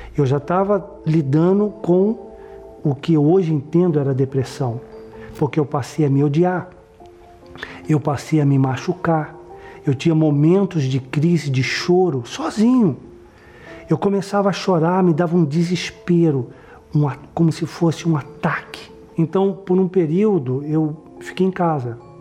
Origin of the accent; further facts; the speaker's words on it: São Paulo, Brazil; eu nasci em São Paulo